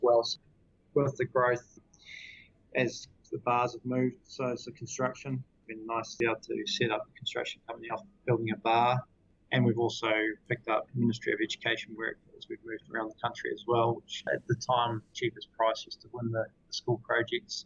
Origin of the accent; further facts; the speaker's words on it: Queenstown, Otago, New Zealand; moved away as an adult; also born or lived in Christchurch; we grew up in Queenstown, which uh, is a pretty inspiring um, place to grow up